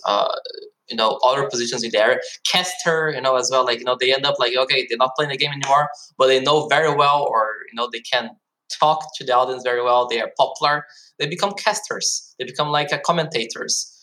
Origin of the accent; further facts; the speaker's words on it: Brazil; also born or lived in Germany; now in South Korea; personally i am from Brazil. i was born in brazil but i also have this german citizenship so i also lived in germany for 10 years and since last year i'm living in south korea